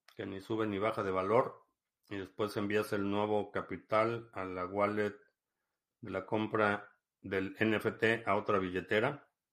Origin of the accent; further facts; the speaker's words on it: Mexico City, Mexico; crecí en la Ciudad de México